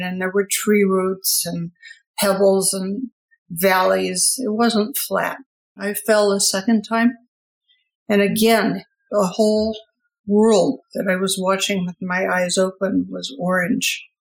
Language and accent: English; Detroit, Michigan, United States; I grew up in Detroit